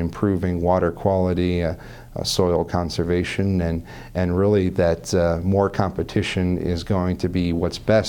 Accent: Des Moines, Iowa, United States; I was born and raised and educated in Des Moines, Iowa

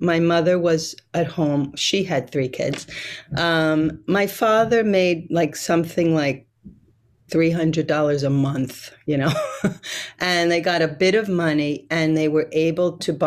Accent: New York City, New York, United States; now in Brazil; I was born in Brooklyn, New York, but not only that, I was born in a place called Coney Island.

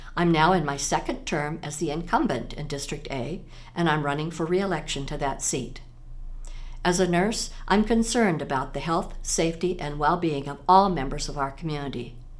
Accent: Des Moines, Iowa, United States; now in Iowa City, United States; I grew up in Des Moines

